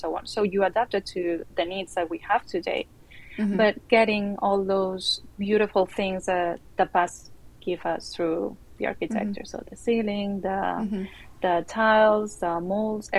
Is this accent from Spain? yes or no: yes; Barcelona, Catalonia, Spain; I'm from Barcelona in Spain.